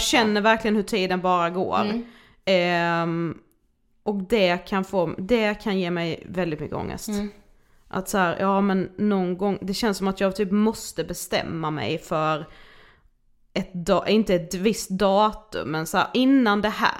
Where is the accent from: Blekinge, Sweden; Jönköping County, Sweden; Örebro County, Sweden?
Blekinge, Sweden; Karlshamn; now in Stockholm, Sweden; jag är hemma i Karlshamn som ju vi är nu